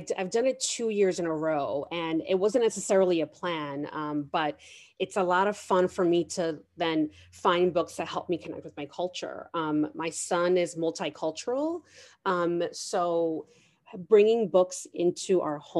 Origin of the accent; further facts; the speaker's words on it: New York City, New York, United States; I'm a working mother born and raised in New York City